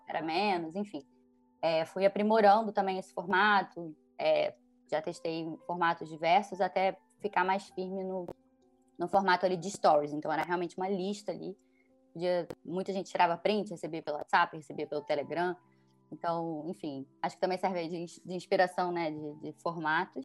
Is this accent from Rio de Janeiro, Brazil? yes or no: yes; Rio de Janeiro, Brazil; eu, por exemplo, sou carioca, apaixonada pelo Rio